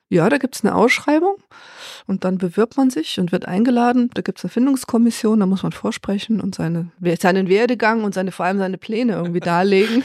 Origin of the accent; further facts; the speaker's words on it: Allgäu, Germany; wir sind nämlich beide Allgäuer